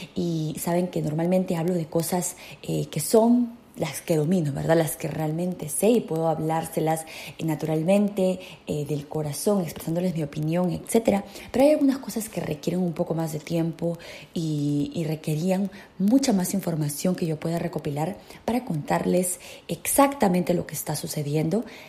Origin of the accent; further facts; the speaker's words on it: Peru; now in United States; en mi patria en mi país natal, Perú